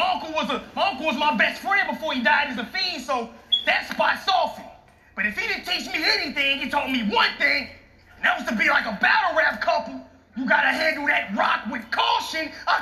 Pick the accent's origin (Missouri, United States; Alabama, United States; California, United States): Missouri, United States; St. Louis; I'm from St. Louis.